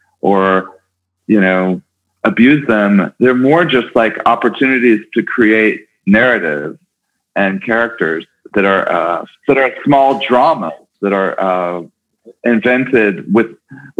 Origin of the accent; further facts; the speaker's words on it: Kansas City, Missouri, United States; moved away; also born or lived in New York; I'm from Kansas City originally, suburban Kansas City